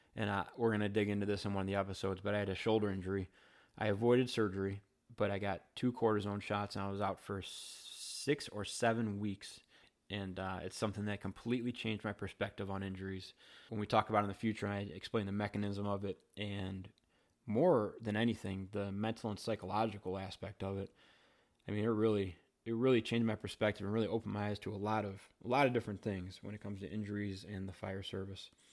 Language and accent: English; Wheaton, Illinois, United States; I grew up in Wheaton, Illinois